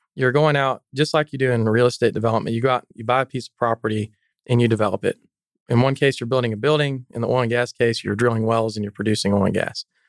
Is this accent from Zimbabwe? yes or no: no; Canyon, Texas, United States; I grew up in the Texas Panhandle in Canyon, Texas.